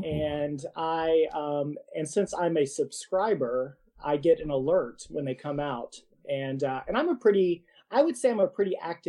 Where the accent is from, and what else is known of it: Virginia, United States; now in Kentucky, United States